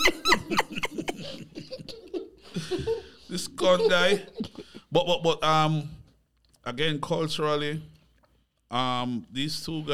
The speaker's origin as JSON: {"language": "English", "country": "Jamaica", "tie": "born or raised there", "also_born_or_lived": "Miami / Atlanta", "moved": "yes", "said": "I grew up in Jamaica"}